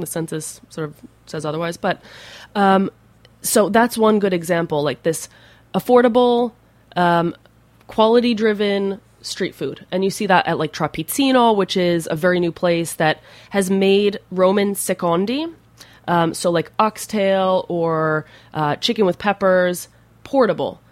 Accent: New Jersey, United States; moved away as an adult; now in Rome, Italy; I'm from New Jersey, so the Garden State

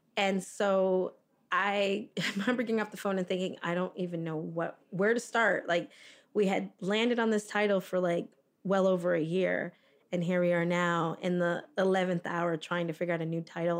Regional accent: South Florida, United States; moved away as an adult; also born or lived in Toronto, Canada; now in Fort Lauderdale, United States; I grew up in South Florida

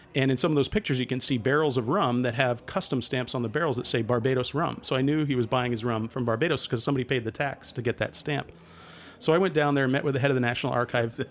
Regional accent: Mystic, Connecticut, United States; I grew up in Mystic, Connecticut

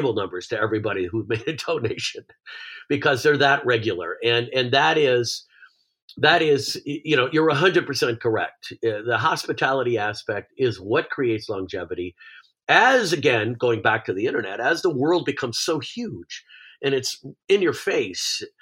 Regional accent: New York, United States; now in Malibu, United States; I grew up in New York

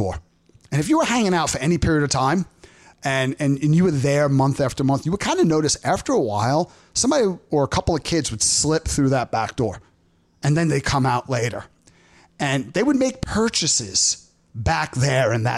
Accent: New York City, New York, United States; now in Los Angeles, United States; So when I was growing up in Brooklyn, there was a candy store

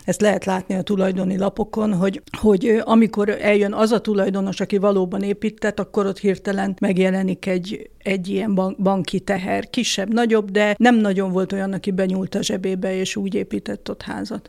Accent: Budapest, Hungary; ebbe a saroklakásba születtem aztán én is, és aztán egy ilyen házon belüli család, vagy lakáscserével sikerült följutnunk a harmadik emeletre, és hát a szüleim halálukig ott laktak, és, és az én egész eddigi életem praktikusan ott telt

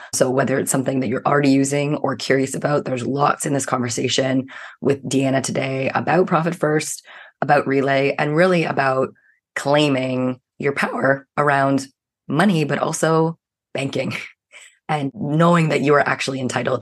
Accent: Canada; I'm a Canadian

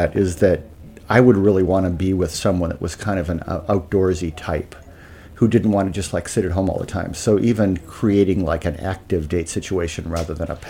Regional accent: Midwest, United States; moved away as an adult; also born or lived in Madison; now in New York, United States; As a Midwesterner

